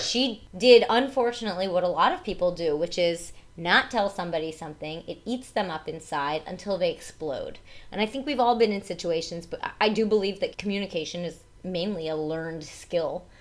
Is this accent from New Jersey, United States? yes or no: yes; New Jersey, United States; I talk with an accent because I'm from New Jersey